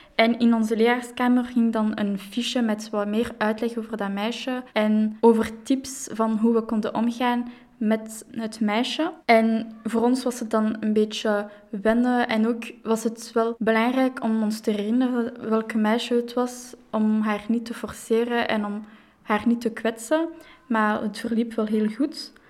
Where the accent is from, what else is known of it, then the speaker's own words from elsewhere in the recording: Brussels, Brussels-Capital Region, Belgium; Ik ben opgegroeid in Jet, dus ik heb wel mijn hele leven in Brussel gewoond